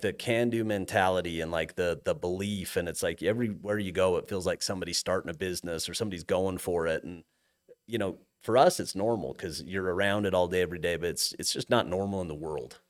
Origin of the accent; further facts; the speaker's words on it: Cache Valley, Utah, United States; moved away as an adult; also born or lived in Montana; I grew up in Cache Valley